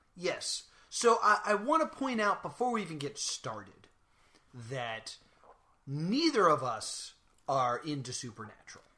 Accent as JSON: {"language": "English", "region": "Minnesota", "country": "United States", "said": "I'm from Minnesota"}